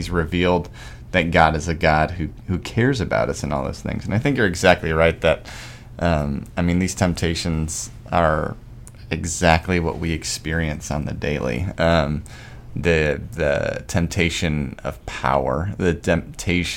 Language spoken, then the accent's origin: English; Arizona, United States; moved away; I'm from Arizona where there's no trees.